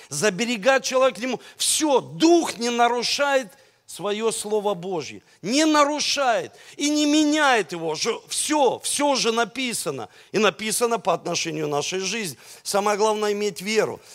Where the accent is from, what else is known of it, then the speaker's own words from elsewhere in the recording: Russia; у нас двойное гражданство – России